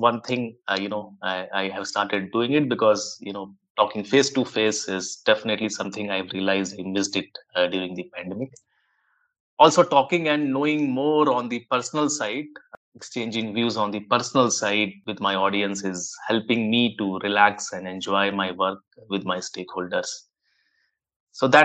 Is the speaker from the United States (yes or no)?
no; India; I was around 12 years old kid in the late 1980s in one of the Indian towns.